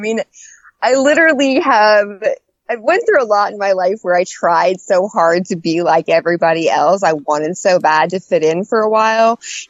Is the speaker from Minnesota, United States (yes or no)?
no; Albuquerque, New Mexico, United States; also born or lived in Wyoming / Idaho / Kansas; And then he came back, and we got stationed in Albuquerque, New Mexico for eight years.